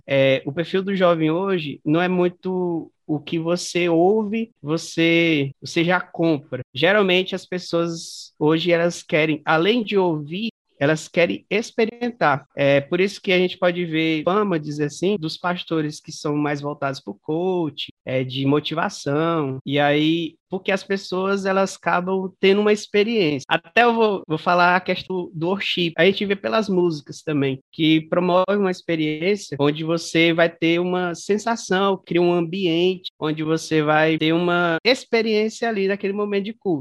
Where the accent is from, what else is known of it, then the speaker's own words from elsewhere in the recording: Araguaína, Tocantins, Brazil; sou nascida e crescida aí de Araguaína, Tocantins